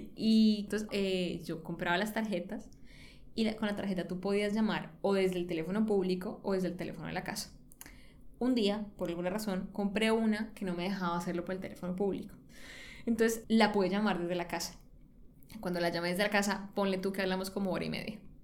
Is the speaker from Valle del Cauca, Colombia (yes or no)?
yes; Cali, Valle del Cauca, Colombia; moved away; yo soy caleña y pues yo crecí, me crié en Cali